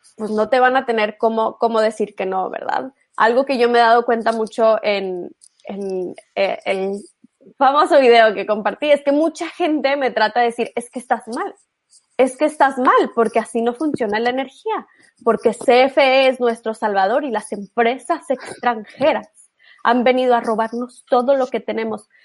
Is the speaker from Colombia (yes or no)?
no; Monterrey, Nuevo León, Mexico; yo soy de Monterrey